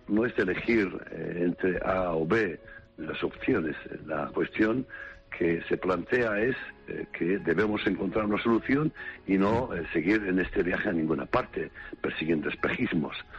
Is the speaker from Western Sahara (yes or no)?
yes; Western Sahara; Somos saharauis